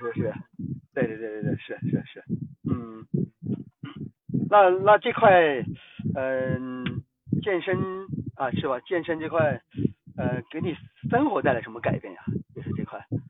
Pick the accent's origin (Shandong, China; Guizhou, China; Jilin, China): Guizhou, China; 来自贵州